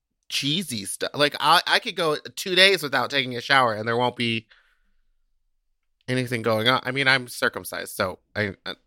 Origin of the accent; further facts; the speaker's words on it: Texas, United States; from Texas.